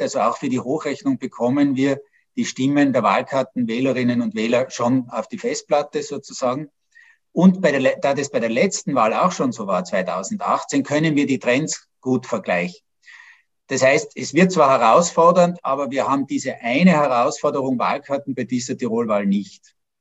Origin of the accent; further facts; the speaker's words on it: Innsbruck, Tyrol, Austria; moved away; Das ist ja auch meine Heimatstadt, in der ich 18 wunderbare Jugendjahre verbracht habe